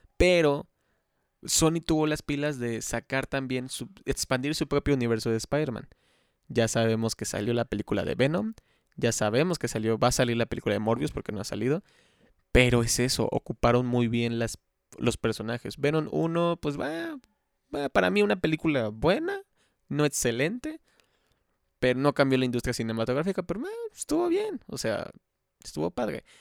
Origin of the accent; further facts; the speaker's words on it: Xalapa, Veracruz, Mexico; yo soy de Jalapa, Veracruz, México